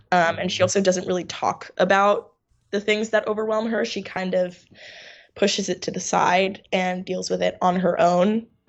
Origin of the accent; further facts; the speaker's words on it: New York, United States; also born or lived in Finland; I'm from New York, born and raised